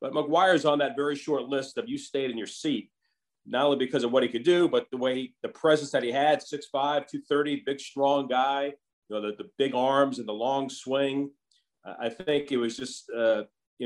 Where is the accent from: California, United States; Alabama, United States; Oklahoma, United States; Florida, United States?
Florida, United States; Orlando; moved away; I grew up in Orlando, went to the University of Central Florida